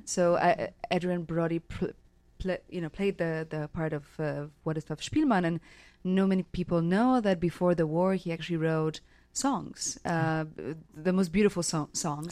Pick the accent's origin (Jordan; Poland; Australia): Poland; Krakow, Lesser Poland; moved away as an adult; also born or lived in Mexico / New York; I grew up in Krakow in Poland